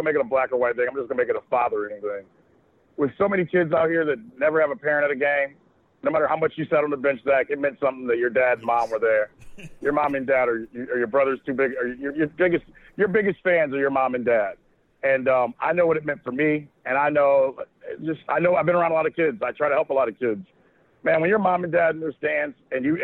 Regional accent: Akron, Ohio, United States; we've all grown up together, right? And we're from Akron

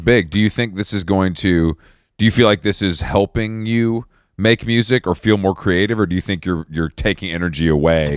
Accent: the South, United States; also born or lived in Atlanta; I'm from the South, um, originally

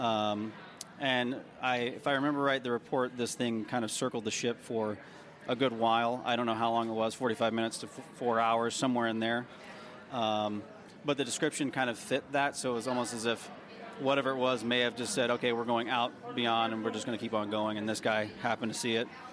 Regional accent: Tennessee, United States; I grew up in Tennessee

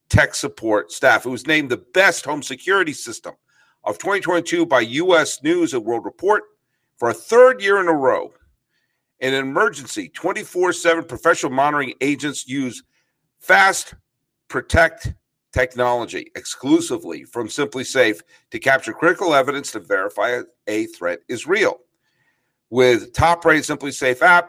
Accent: New England, United States; moved away as an adult; I grew up in New England

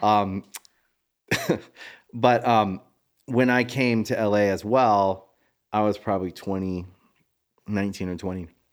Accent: Maryland, United States; moved away; I was from Maryland

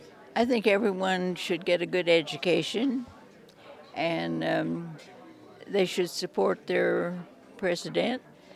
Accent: Lewistown, Missouri, United States; moved away as an adult; also born or lived in Lexington, Missouri; now in Tucson, United States; I live here in Tucson. I grew up in Missouri. I was born in Lewistown, Missouri, and my husband and I were teachers in Lexington, Missouri.

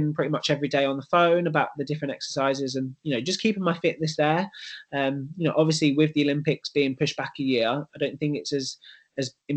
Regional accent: London, United Kingdom; moved away as an adult; now in Manchester, United Kingdom; London is my hometown

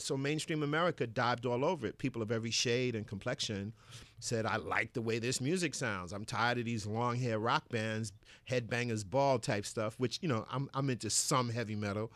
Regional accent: New York City, New York, United States; I grew up in Bed Stuy, Brooklyn

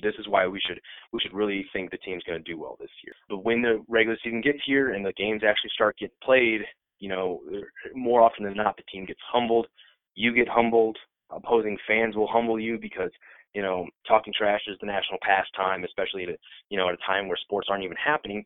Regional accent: Iowa, United States; I'm born and raised in Iowa

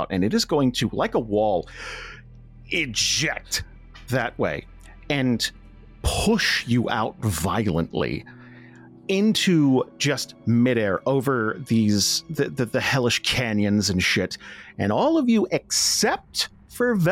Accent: United States; I'm an American

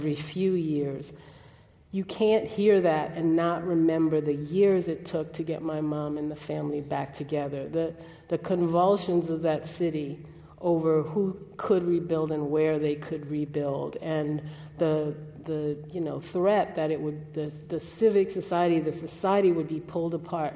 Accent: New Orleans, Louisiana, United States; moved away; I grew up in New Orleans, Ninth Ward.

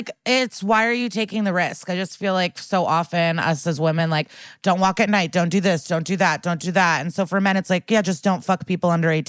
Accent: Skokie, Illinois, United States; I grew up in Skokie.

